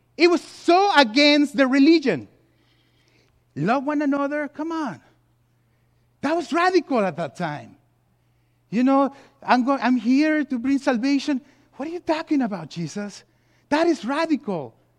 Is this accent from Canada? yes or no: no; Mexico City, Mexico; also born or lived in California; now in United States; I was born and race in Mexico City